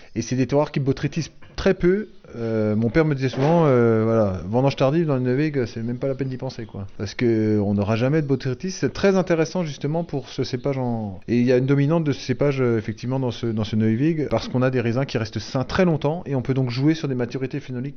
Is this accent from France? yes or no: yes; Alsace, Grand Est, France; j'habite pas Avignon, j'habite pas euh, Toulon, j'habite pas. Donc, euh, je suis alsacien